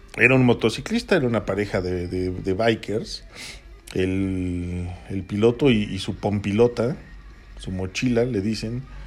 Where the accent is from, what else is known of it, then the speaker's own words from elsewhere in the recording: Toluca, State of Mexico, Mexico; Los que somos de aquí de Toluca